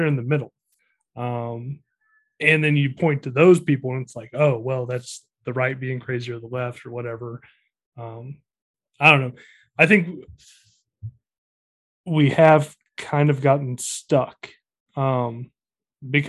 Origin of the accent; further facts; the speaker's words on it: El Dorado Springs, Missouri, United States; I was born in El Dorado Springs